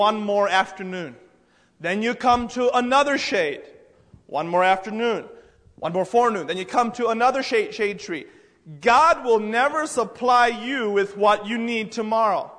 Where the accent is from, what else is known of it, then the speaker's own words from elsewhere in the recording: United States; I'm from the United States